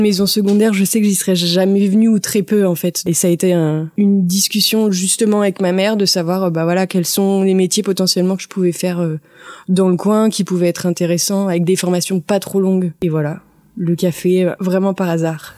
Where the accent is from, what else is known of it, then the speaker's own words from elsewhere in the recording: La Chapelle-Montligeon, Normandy, France; moved away as an adult; also born or lived in L'Aigle / Paris; now in Mortagne-au-Perche, France; J'ai grandi euh, à la Chapelle Montligeon en fait. Puis après toute ma scolarité, collège, lycée, ça a été à Mortagne